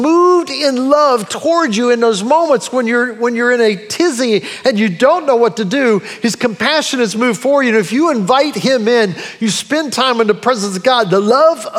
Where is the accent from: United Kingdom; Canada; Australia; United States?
United States; also born or lived in Brunswick; me as an American